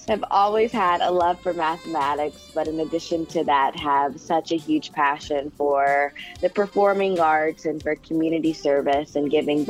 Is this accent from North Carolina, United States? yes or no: yes; Charlotte, North Carolina, United States; also born or lived in Denver, North Carolina; So I am originally from Charlotte, North Carolina. I moved to Denver, North Carolina in the eighth grade. So I consider both Charlotte and Denver home. I went to Lake Norman Charter High School